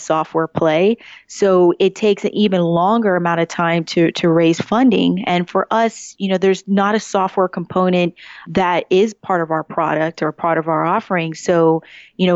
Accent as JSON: {"language": "English", "town": "Woodbridge", "region": "Virginia", "country": "United States", "said": "I'm originally from Woodbridge, Virginia, still, I would say, part of the Northern Virginia area"}